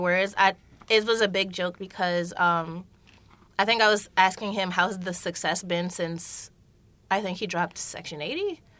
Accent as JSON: {"language": "English", "town": "New York City", "region": "New York", "country": "United States", "said": "I'm from Brooklyn."}